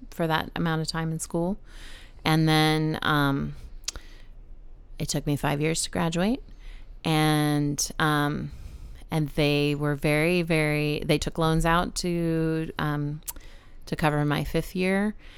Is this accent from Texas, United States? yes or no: yes; San Antonio, Texas, United States; moved away as an adult; now in Baltimore, United States; I grew up in San Antonio